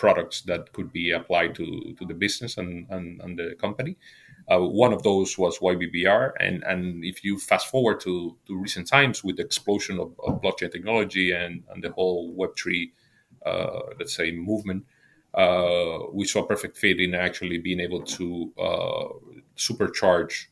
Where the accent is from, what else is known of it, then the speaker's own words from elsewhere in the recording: Dominican Republic; moved away as an adult; now in Spain; I'm originally from the Dominican Republic